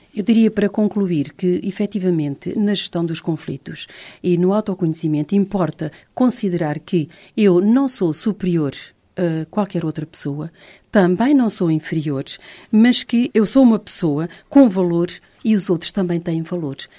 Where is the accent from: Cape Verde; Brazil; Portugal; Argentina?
Portugal